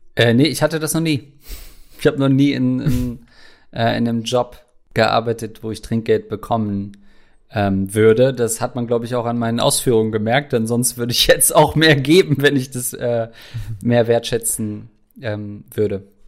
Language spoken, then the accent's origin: German; Germany; bin ich als Deutscher